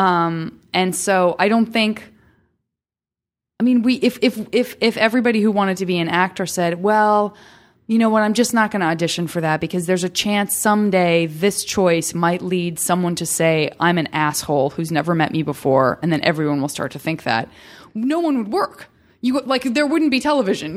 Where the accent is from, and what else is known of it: Tucson, Arizona, United States